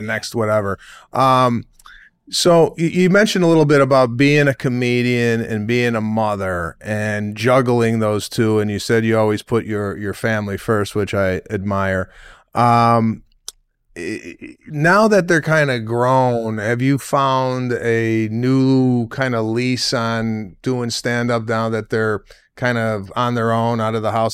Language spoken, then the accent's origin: English; Memphis, Tennessee, United States; born and raised in Memphis, a Spanish Jew from Memphis, Tennessee